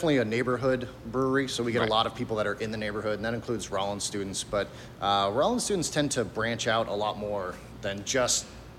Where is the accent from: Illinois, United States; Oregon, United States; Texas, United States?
Texas, United States; Dallas; moved away as an adult; I grew up in Dallas, Texas.